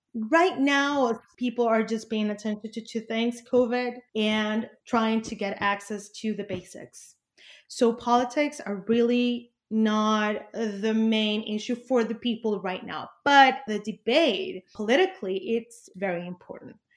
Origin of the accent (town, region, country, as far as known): Venezuela; also born or lived in Caracas